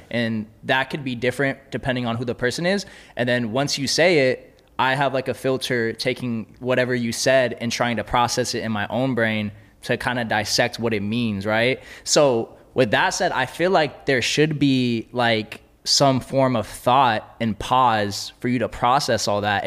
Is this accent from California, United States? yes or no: yes; Los Angeles, California, United States; I've been born and raised in Los Angeles